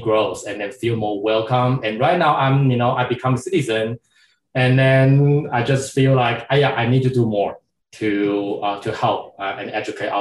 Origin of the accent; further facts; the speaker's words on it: Taiwan; moved away as an adult; also born or lived in Pennsylvania, United States; now in Atlanta, United States; Originally, I'm from Taiwan, and I went to Penn State University for my doctoral degree.